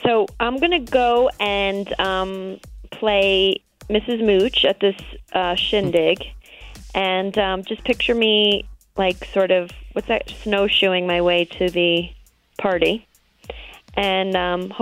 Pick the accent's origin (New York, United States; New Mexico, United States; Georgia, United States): New York, United States; I am a New Yorker